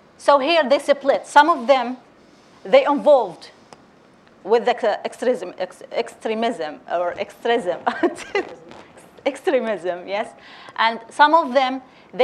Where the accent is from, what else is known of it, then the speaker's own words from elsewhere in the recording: Derna, Libya; I'm from Derna